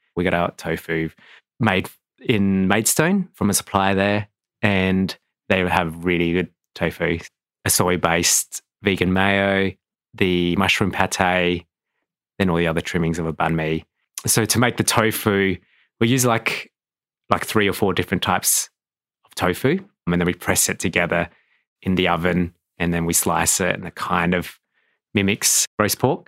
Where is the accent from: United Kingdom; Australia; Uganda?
Australia; Adelaide, South Australia; I was born in Adelaide.